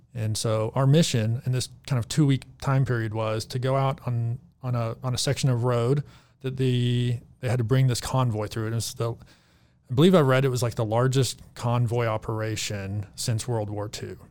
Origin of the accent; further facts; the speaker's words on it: Arkansas, United States; moved away as an adult; also born or lived in Texas; now in Reno, United States; born and raised in Arkansas